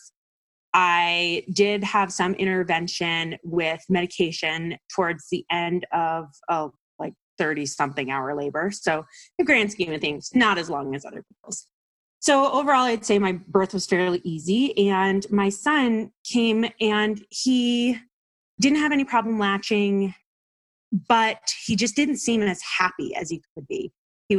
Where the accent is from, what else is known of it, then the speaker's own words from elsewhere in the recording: East Coast, United States; I'm from the East Coast